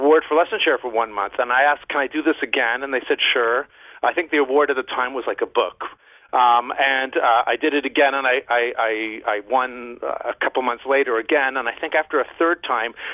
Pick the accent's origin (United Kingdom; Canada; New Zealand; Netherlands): Canada; moved away as an adult; also born or lived in Mexico / Barcelona, Spain; I'm from Canada